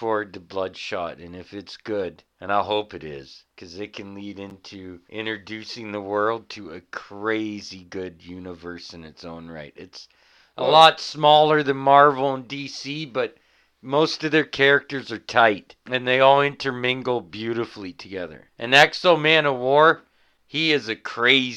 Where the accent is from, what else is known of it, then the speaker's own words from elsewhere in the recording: Canada; we're Canadian here at this podcast